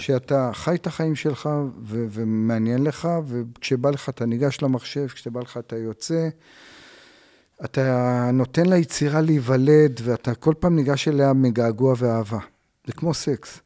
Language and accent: Hebrew; Tel Aviv, Tel Aviv District, Israel; also born or lived in Bavli, north Tel Aviv; נולדתי בדרום תל אביב, בשכונה כזאת, בקריית שלום, דרומי, הייתי כזה דרומי, ומשם עברתי לבבלי צפוני